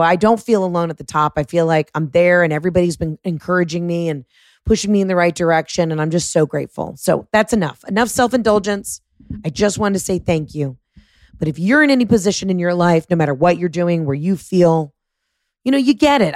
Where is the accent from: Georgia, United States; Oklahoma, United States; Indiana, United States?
Georgia, United States; Atlanta; playing my hometown at the Fox Theater